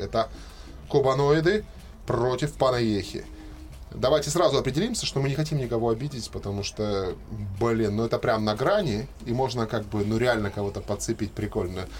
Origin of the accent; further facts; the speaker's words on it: Krasnodar, Krasnodar Krai, Russia; Я родился в Краснодаре, всю жизнь провел в Краснодаре